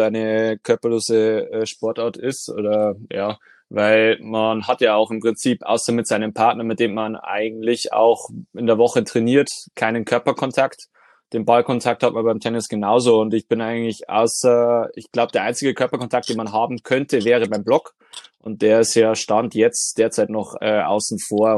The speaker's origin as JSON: {"language": "German", "town": "Deggendorf", "region": "Bavaria", "country": "Germany", "tie": "born or raised there", "said": "bin gebürtiger Deckendorfer"}